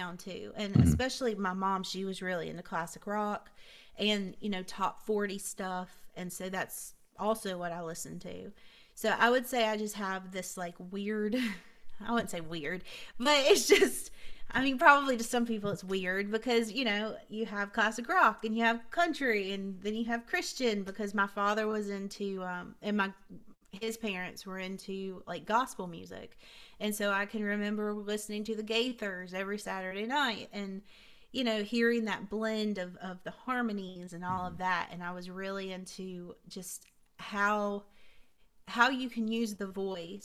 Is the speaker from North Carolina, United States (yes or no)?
yes; Hickory, North Carolina, United States; also born or lived in Vale, North Carolina; I'm from Vail, North Carolina, which I grew up in Hickory, so Vail's like 30 minutes away